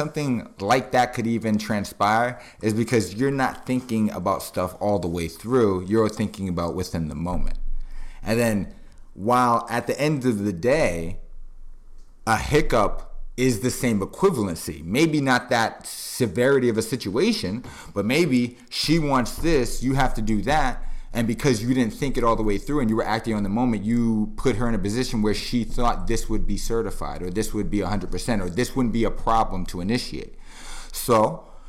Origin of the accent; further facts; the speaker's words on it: Boston, Massachusetts, United States; now in Miami, United States; I'm originally from Boston, Massachusetts. I'm down here in Miami, Florida.